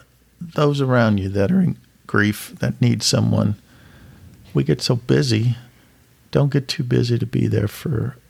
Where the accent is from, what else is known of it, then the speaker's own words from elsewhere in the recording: Louisville, Kentucky, United States; I'm from Louisville, Kentucky.